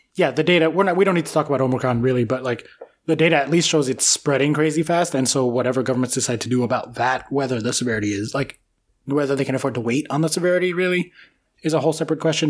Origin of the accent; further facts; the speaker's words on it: United States; the American